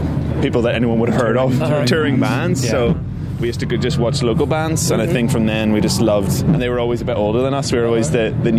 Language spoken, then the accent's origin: English; Northern Ireland, United Kingdom; we grew up in Northern Ireland